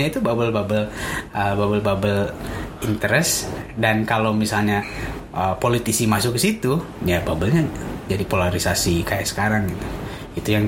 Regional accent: Tasikmalaya, West Java, Indonesia; now in Jakarta, Indonesia; mungkin yang mungkin masih terjaga kampung saya di Tasik itu Tasik, masih

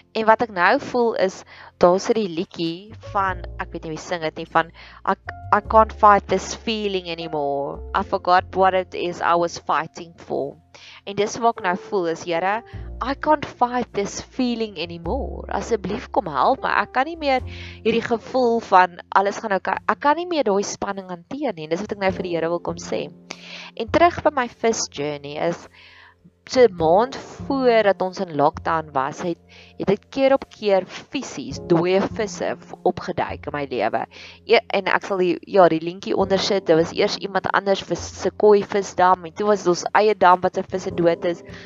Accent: South Africa; dis daar waar ons gevestig begin raak het as 'n Afrikaner nasie

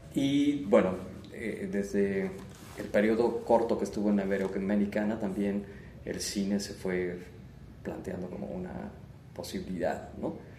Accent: Querétaro, Mexico; also born or lived in Mexico City; pues nací aquí en Querétaro, o sea, soy eh, nacido aquí en, Querétaro. Em, pues viví buena parte de, mi infancia, prácticamente toda mi infancia y mi adolescencia acá

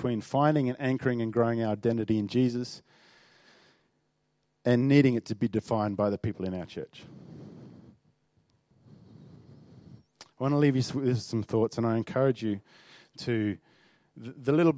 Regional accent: Northern Territory, Australia; I grew up in the Northern Territory

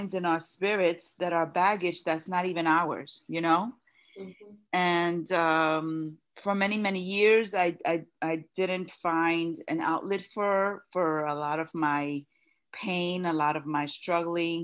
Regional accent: New York City, New York, United States; I'm a photographer and writer based out of New York City, born and raised in Brooklyn

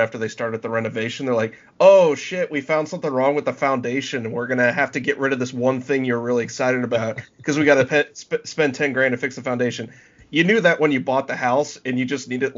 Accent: United States; I'm an American.

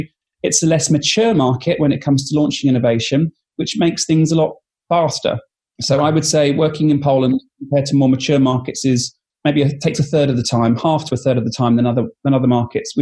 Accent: United Kingdom; I'm British

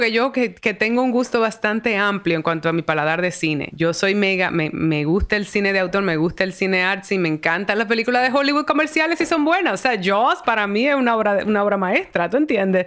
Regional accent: Dominican Republic; moved away as an adult; also born or lived in New York; mi identidad como dominicana

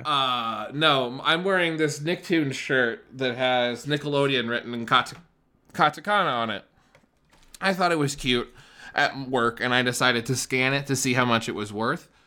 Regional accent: Wyoming, United States; moved away as an adult; now in Denver, United States; I was raised in Wyoming

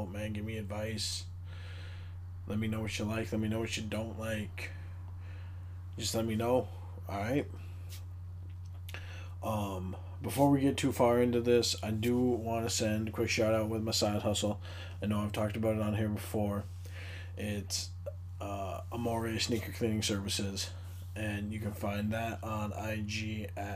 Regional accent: Marquette, Michigan, United States; coached at Northern Michigan University in my hometown

